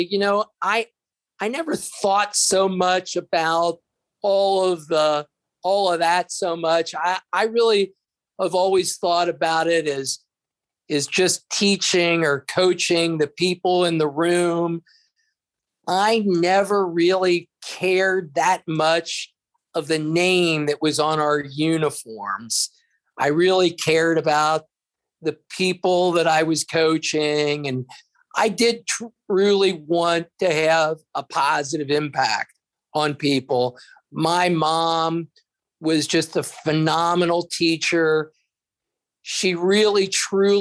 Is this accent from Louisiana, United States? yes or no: no; Fort Thomas, Kentucky, United States; I grew up in Fort Thomas, where at the time, maybe everybody was white